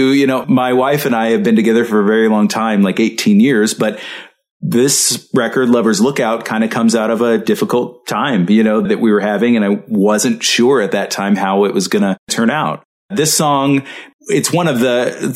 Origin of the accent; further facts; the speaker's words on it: the South, United States; also born or lived in Mississippi / Arkansas; I'm from the South. You know, I grew up in Mississippi and Arkansas, and that's the way that my family talks